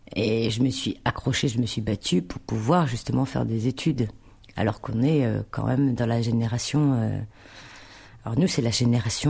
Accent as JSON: {"language": "French", "town": "Tourcoing", "region": "Hauts-de-France", "country": "France", "tie": "born or raised there", "also_born_or_lived": "Roubaix", "said": "Donc je suis née à Roubaix. Et je suis, j'ai vécu à Tourcoing."}